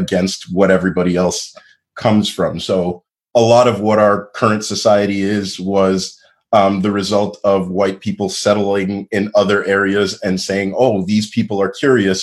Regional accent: Montreal, Quebec, Canada; I grew up in a Anglophone area of Montreal that was mostly a suburb

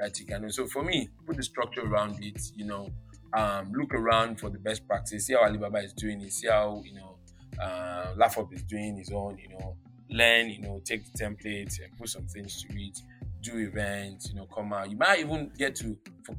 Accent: Lagos, Nigeria; I was born in Itire Lagos. Itire is a poor place

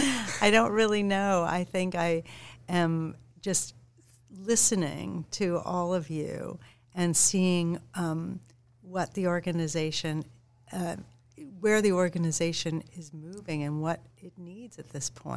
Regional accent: San Diego, California, United States; now in New York City, United States; I grew up in San Diego

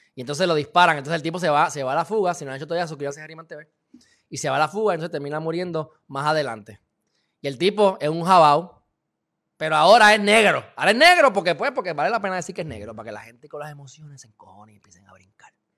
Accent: Puerto Rico; Yo soy alemán, portugués, puertorriqueño

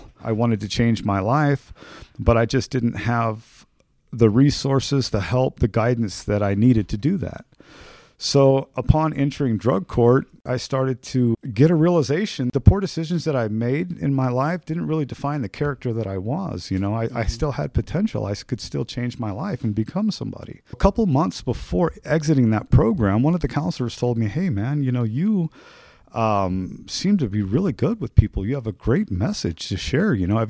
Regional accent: Oroville, California, United States; I am from Northern California, a small town called Orville. My parents divorced when I was five.

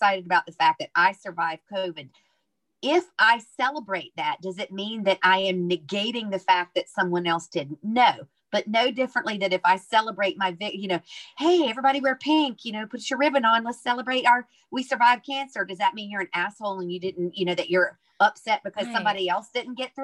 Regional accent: the South, United States; now in Ireland; I'm from the South. I'm a Southern Baptist minister's daughter.

